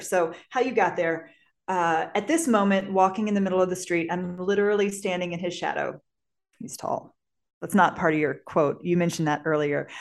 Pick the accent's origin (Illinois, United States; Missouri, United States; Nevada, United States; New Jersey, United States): Missouri, United States; St. Peters; moved away as an adult; I grew up in Saint Peter's, Missouri, which is a suburb of Saint Louis, Missouri